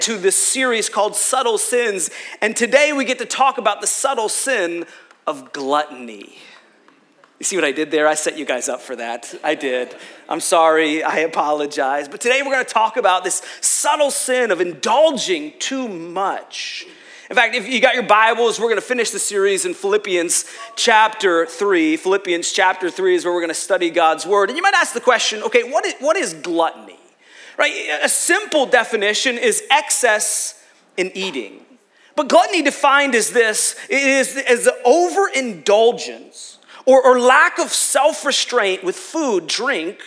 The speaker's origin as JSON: {"language": "English", "town": "Rochester", "region": "New York", "country": "United States", "said": "We're from Rochester"}